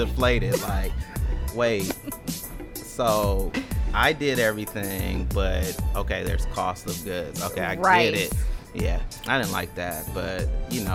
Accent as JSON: {"language": "English", "area": "the Bay Area", "region": "California", "country": "United States", "said": "I'm from the Bay"}